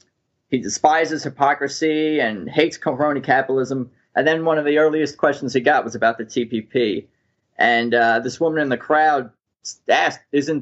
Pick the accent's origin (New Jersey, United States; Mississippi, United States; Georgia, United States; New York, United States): New York, United States; Long Island; moved away as an adult; now in Los Angeles, United States; Well, I'm originally from Long Island in New York, and I've lived in Los Angeles for over a decade now